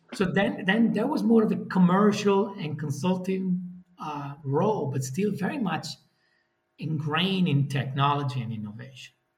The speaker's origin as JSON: {"language": "English", "country": "Italy", "moved": "as an adult", "lives_now": "Netherlands", "said": "I'm from Italy."}